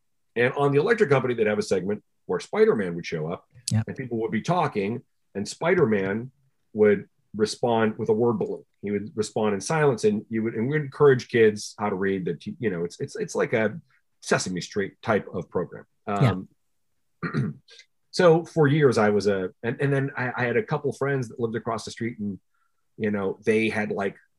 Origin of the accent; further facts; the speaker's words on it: Flint, Michigan, United States; I grew up in Flint, Michigan